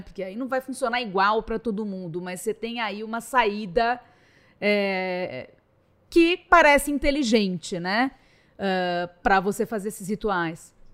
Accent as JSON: {"language": "Portuguese", "region": "São Paulo", "country": "Brazil", "also_born_or_lived": "Rio de Janeiro", "said": "E sendo paulista"}